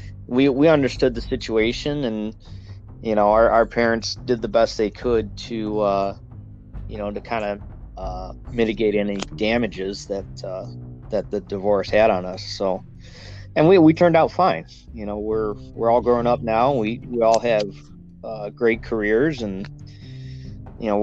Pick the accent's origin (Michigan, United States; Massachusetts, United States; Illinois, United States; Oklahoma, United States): Michigan, United States; Sterling Heights; I was born and raised right here in Michigan